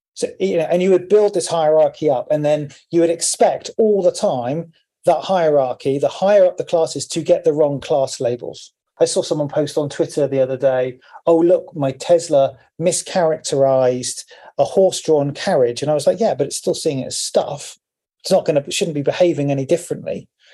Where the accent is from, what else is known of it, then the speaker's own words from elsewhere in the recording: Cornwall, South West England, United Kingdom; I'm from Cornwall with the high hedges